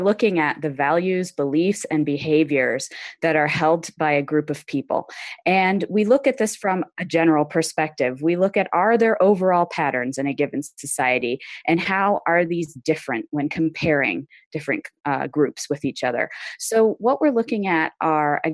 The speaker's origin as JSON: {"language": "English", "country": "United States", "tie": "born or raised there", "also_born_or_lived": "China / Berlin / London", "moved": "as an adult", "said": "growing up in American schools"}